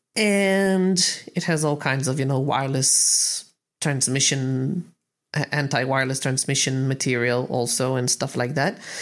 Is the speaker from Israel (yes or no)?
yes; Israel; I'm from Israel